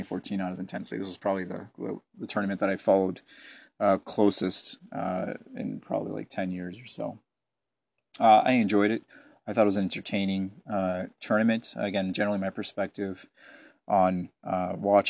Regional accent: Hamilton, Ontario, Canada; also born or lived in Setúbal, Portugal; I'm from Hamilton.

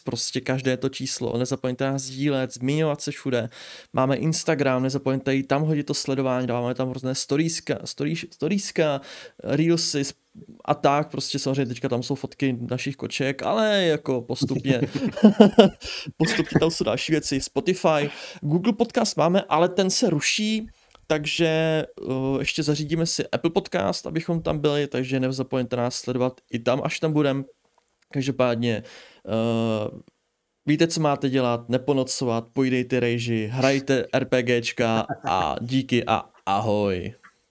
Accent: near Pardubice, Pardubice Region, Czechia; Já jsem od Pardubic přímo.

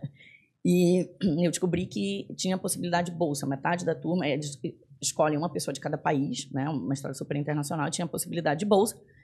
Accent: Belém, Pará, Brazil; moved away as an adult; also born or lived in São Paulo, Brazil / United States; now in Florianópolis, Brazil; eu sou do norte, eu sou de Belém do Pará

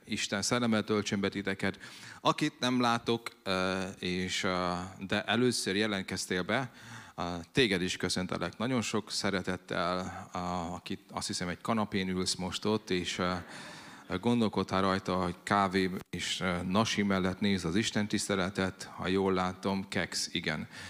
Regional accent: Szabolcs-Szatmár-Bereg, Hungary; ugye Szabolcsi vagyok, és 47 leszek, hogy ugye úgy nőttem fel

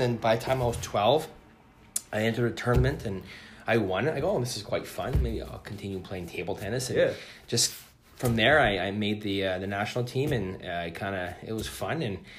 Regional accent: Ontario, Canada; I moved here from Ontario, from near London, Ontario, about an hour and a half outside of Toronto.

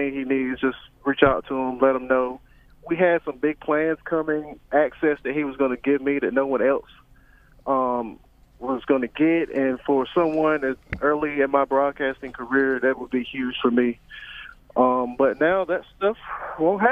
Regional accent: North Carolina, United States; now in Florida, United States; I am from North Carolina. It's not a football state

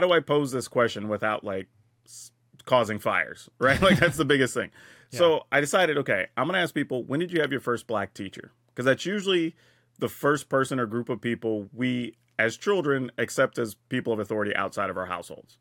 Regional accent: Texas, United States; I grew up in the South in Texas

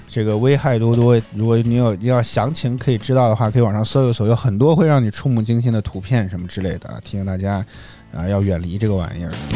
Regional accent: northern China, China; 作为一个北方人

